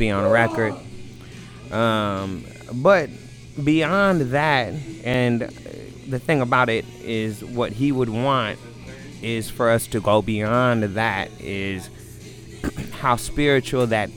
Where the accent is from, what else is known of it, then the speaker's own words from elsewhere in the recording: Minneapolis, Minnesota, United States; now in Charlotte, United States; We grew up in Powderhorn Park, off 34th and Elliott.